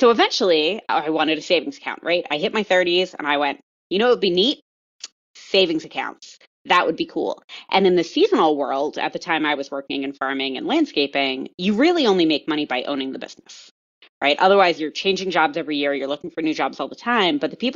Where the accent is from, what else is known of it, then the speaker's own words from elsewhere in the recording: Colorado, United States; I'm from Colorado